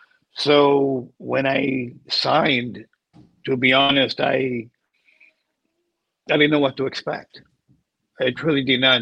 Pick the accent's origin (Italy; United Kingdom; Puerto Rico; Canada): Puerto Rico; I grew up in Puerto Rico. I see the ocean every day.